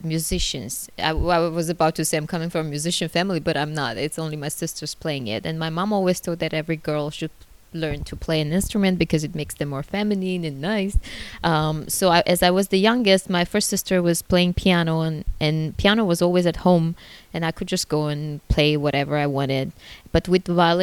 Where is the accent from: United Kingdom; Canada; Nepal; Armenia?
Armenia; moved away as an adult; now in China; I was proudly saying that I'm from Armenia